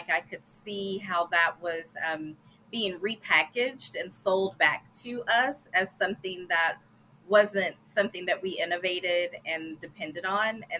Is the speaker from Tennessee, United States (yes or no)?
yes; Gallatin, Tennessee, United States; I am from Gallatin, Tennessee